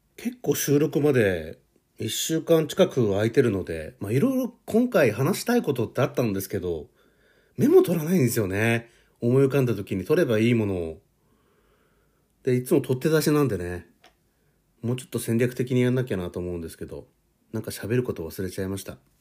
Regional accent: Hokkaido, Japan; moved away; 実家に帰りたいなと思ってます。北海道

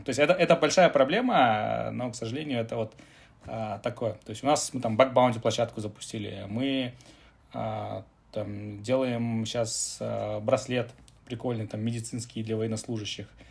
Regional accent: Kazakhstan; мы там а, родом типа из Казахстана

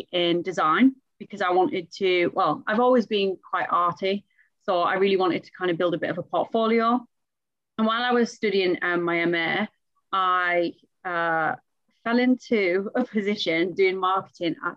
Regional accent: Middlesbrough, North East England, United Kingdom; I'm from Middlesbrough

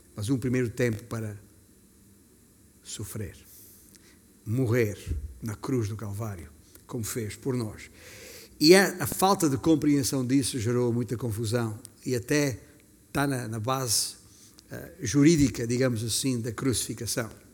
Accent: Alentejo, Portugal; significa que tenho orgulho, orgulho do bom sentido, de ter nascido alentejano

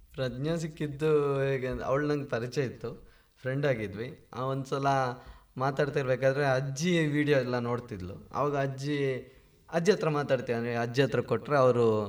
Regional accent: Anantadi, Karnataka, India; ಬಾಲ್ಯದ ದಿನಗಳಲ್ಲಿ ಈಗ ಜಗ್ಗ ಚಿಕ್ಕ ಆಗಿರ್ಬೋದು ಅಥವಾ ನನ್ನ ಅಮ್ಮ ಆಗಿರ್ಬೋದು ಚಿಕ್ಕಪ್ಪ ಎಲ್ಲರೂ ಕೂಡ ಬಣ್ಣ ಹಚ್ಚಿದ್ದಾರೆ ಅಂದ್ರೆ ನಮ್ಮ ಹಳ್ಳಿಯಲ್ಲಿ ಅನಂತಾಡಿಯಲ್ಲಿ

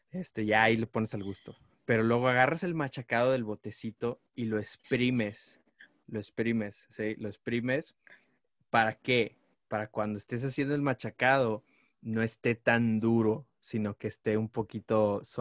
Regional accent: Mexico; ser mexicano

